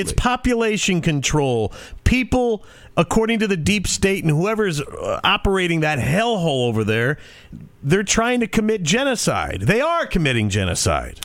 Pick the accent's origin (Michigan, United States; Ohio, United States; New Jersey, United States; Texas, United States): Michigan, United States; Detroit; moved away; my hometown of Detroit